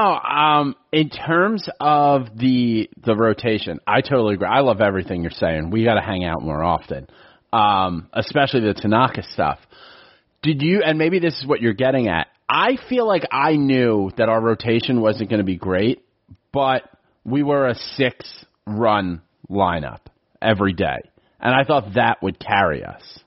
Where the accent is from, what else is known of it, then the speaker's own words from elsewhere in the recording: New York City, New York, United States; now in Philadelphia, United States; I'm born and raised in the Bronx